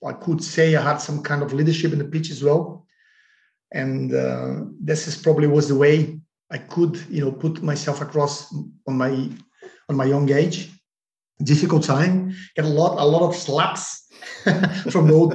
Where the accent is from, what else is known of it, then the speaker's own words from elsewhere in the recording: Porto Alegre, Rio Grande do Sul, Brazil; moved away; my hometown club, Sport Club Internacional Porto Alegre